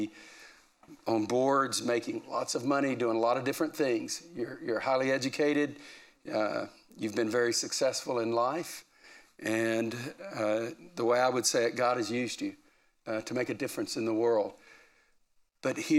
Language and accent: English; Deep East Texas, United States; I grew up in Deep East Texas.